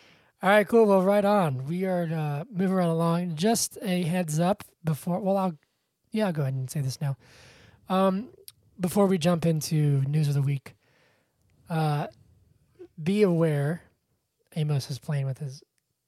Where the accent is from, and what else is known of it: Georgia, United States; born or raised there